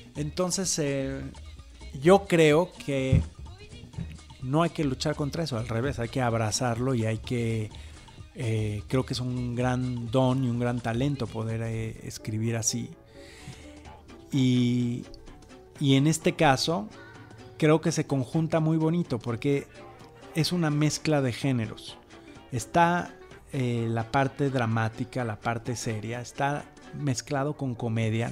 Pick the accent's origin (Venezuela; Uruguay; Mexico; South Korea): Mexico; identificarnos como, mexicanos